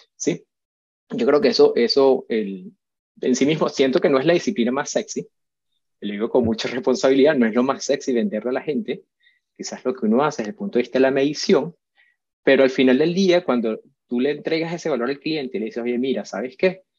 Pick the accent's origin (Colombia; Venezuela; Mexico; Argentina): Venezuela; also born or lived in Madrid, Spain; soy venezolano, primero que nada, nací en Madrid